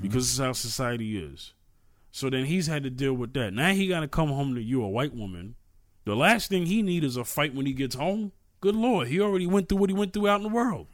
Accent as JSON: {"language": "English", "town": "New York City", "region": "New York", "country": "United States", "tie": "born or raised there", "said": "I'm from New York, right? New York City. And the projects that I grew up it, grew up"}